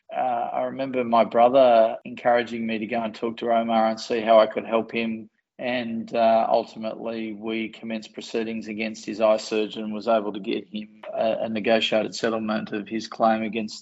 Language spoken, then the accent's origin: English; Newcastle, New South Wales, Australia; I actually grew up in a non-National Party regional area.